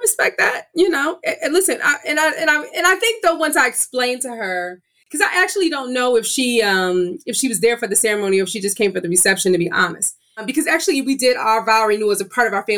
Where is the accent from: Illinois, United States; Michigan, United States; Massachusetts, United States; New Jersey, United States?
Illinois, United States; we're both from Illinois